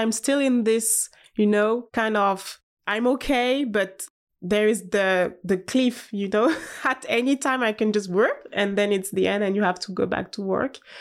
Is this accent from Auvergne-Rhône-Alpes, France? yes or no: yes; Haute-Savoie, Auvergne-Rhône-Alpes, France; English is a second language; also born or lived in Paris; I'm from Haute Savoie, so it's like, um, in the mountain